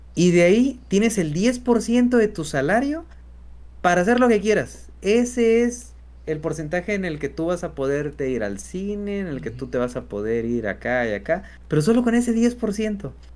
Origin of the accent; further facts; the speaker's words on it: Mexico; somos mexicanos